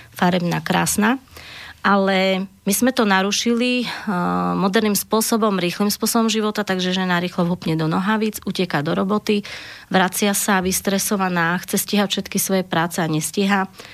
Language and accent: Slovak; Zemplín, Slovakia; Ja sama pochádzam zo Zemplína